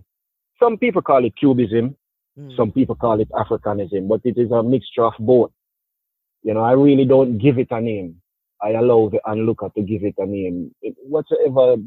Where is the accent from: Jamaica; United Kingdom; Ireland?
Jamaica; moved away as an adult; now in New York, United States; I'm originally from Jamaica, fully bred